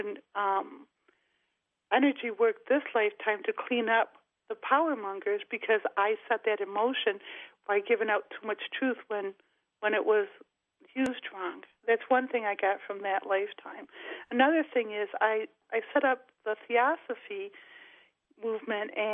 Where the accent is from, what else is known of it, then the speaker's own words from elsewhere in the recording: Rochester, New York, United States; my hometown, Rochester, New York